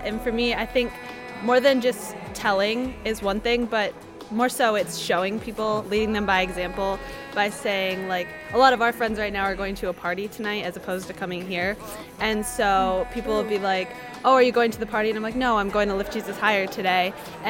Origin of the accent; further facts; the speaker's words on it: Toledo, Ohio, United States; I'm from Toledo, St. Joan of Arc Parish